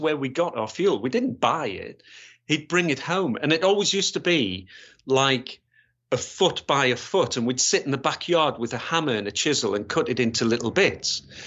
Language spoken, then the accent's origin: English; Gateshead, North East England, United Kingdom; moved away as an adult; also born or lived in West Yorkshire / Grays; I was born, born and bred in Gateshead